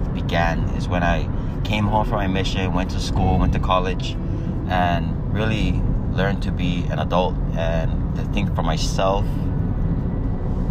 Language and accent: English; Waipahu, Hawaii, United States; I'm from Oahu, Hawaii. I grew up in Waipahu, Hawaii my whole life